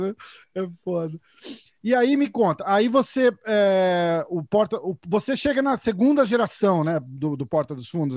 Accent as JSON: {"language": "Portuguese", "region": "São Paulo", "country": "Brazil", "accent": "paulista", "said": "Eu sou de São Paulo"}